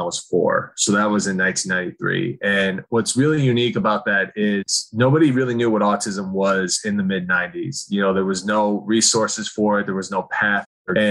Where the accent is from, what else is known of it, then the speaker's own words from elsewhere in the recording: Okemos, Michigan, United States; I grew up in Oakland, Michigan, which is right next to Michigan State